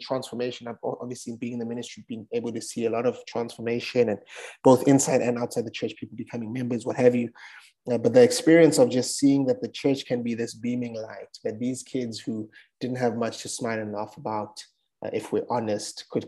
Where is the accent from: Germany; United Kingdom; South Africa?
South Africa; I'm from South Africa.